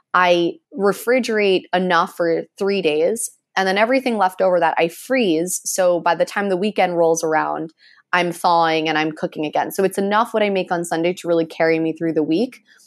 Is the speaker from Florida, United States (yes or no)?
yes; Miami, Florida, United States; growing up in Miami